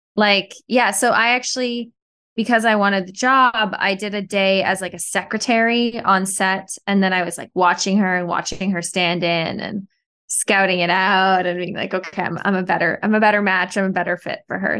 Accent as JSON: {"language": "English", "country": "Canada", "moved": "yes", "lives_now": "New York, United States", "said": "I'm Canadian. I was back in Canada for the first part of the pandemic, and then I came back to New York"}